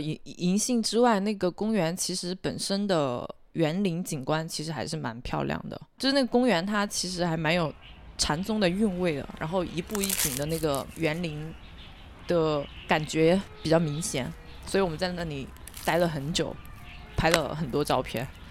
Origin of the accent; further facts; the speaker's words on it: Hunan, China; moved away; 我在湖南吃到的酒酿蛋